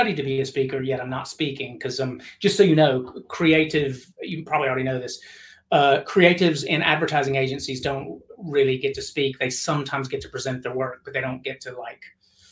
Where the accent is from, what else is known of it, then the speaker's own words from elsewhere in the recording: Tennessee, United States; I'm from Tennessee